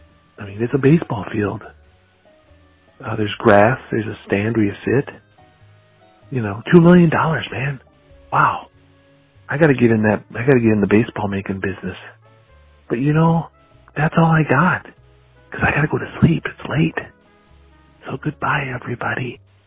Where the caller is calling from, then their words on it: Rochester, United States; I'm calling from Rochester. I'm down in our basement here in my house.